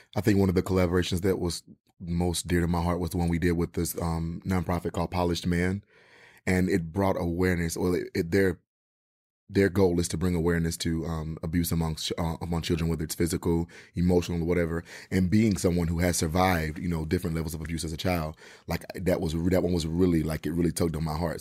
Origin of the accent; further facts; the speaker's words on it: Mississippi, United States; moved away; I'm originally from Mississippi